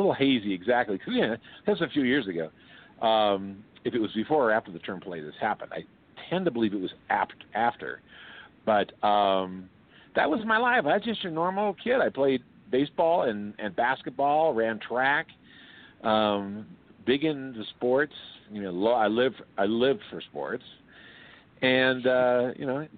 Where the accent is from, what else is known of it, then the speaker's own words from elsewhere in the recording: Oakland, California, United States; I grew up in East Oakland.